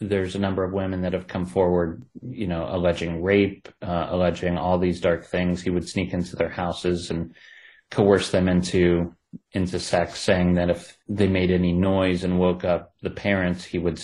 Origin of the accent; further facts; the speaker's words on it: Ohio, United States; accent: Ohio; my Ohio accent